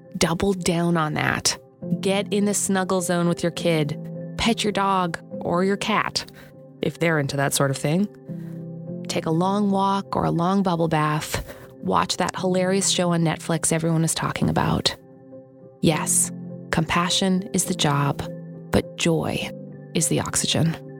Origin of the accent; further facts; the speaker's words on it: Canada; just being Canadian